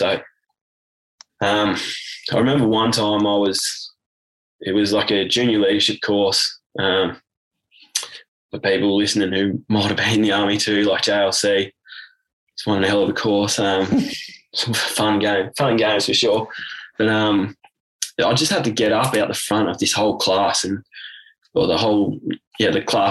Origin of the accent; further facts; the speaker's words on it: Warragul, Victoria, Australia; moved away; left my hometown of Warragul, and I joined the army